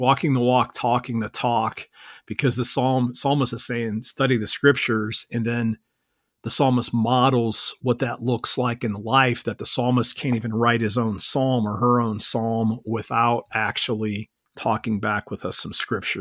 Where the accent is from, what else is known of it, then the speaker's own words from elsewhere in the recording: Akron, Ohio, United States; moved away as an adult; now in Orlando, United States; I grew up in, uh, Northeast Ohio in, in Akron